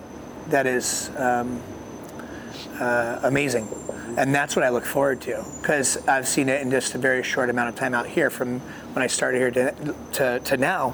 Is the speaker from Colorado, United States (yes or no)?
yes; Colorado, United States; because that's when we grew up in Colorado, Navajo residents there.